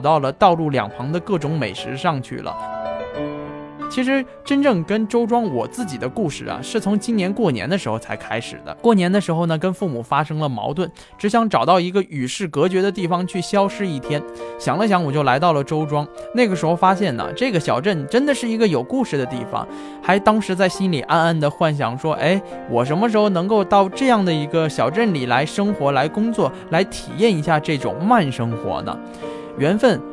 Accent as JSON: {"language": "Chinese", "region": "Jiangsu-Zhejiang area", "country": "China", "tie": "born or raised there", "said": "跟我一样，很多朋友从小生活在江浙这一带的朋友"}